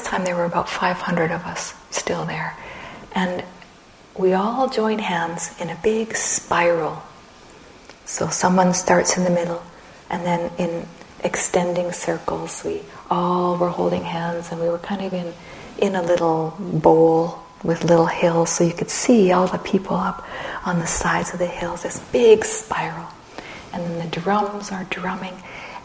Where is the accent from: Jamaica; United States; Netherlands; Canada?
Canada; Red River Settlement area, Manitoba; now in Saskatchewan, Canada; I am Métis from Canada, from Red River Settlement area